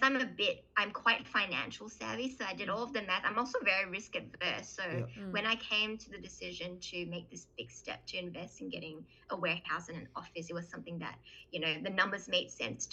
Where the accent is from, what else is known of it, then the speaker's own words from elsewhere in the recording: Malaysia; I was born in Malaysia as well